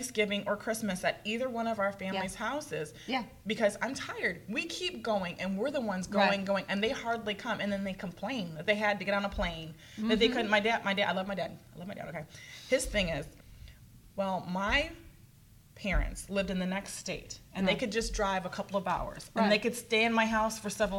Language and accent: English; Michigan, United States; I'm from Michigan